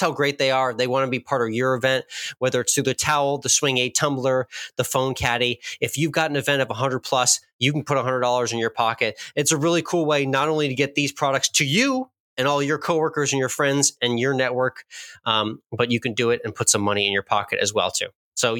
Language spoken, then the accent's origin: English; Texas, United States; We're back in my home state of Texas.